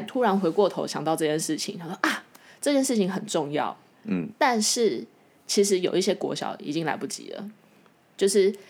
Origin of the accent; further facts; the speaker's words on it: Xizhi, New Taipei, Taiwan; 我从小在戏子长大